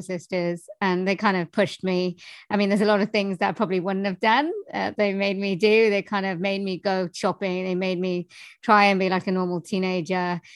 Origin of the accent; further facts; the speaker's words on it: Wales, United Kingdom; I am from Wales in the UK